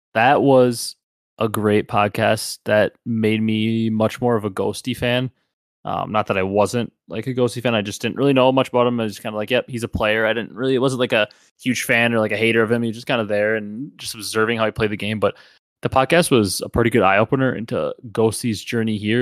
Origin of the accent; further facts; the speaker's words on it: Wisconsin, United States; we're from the Midwest and Wisconsin